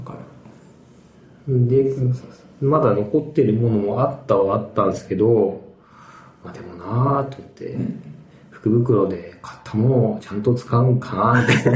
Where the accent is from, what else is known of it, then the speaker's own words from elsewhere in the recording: Hamamatsu, Shizuoka, Japan; moved away; 地元に戻り、地元浜松